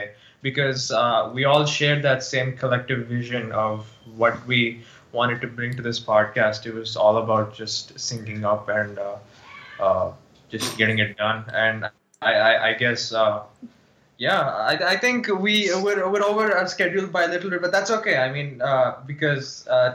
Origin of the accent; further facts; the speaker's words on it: United States; accent: American; also born or lived in India; This is my normal American accent. This is how I would normally speak to my friends in the US.